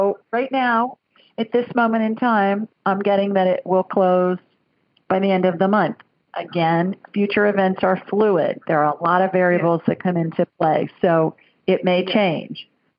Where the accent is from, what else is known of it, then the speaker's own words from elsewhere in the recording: the North, United States; now in Southern United States; Down here in the deep South, they make cornbread dressing. And, I'm a Yankee. I grew up in the North. So that's not how they make it up there.